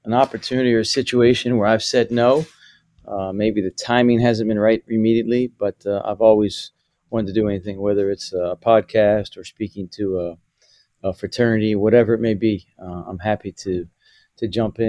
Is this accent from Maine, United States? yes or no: no; Morgantown, West Virginia, United States; having the chance to grow up around an athletic department in Morgantown, West Virginia